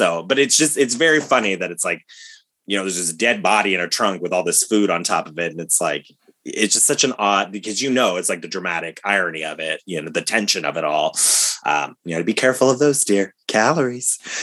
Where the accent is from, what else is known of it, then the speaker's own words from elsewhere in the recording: Ohio, United States; we grew up in Ohio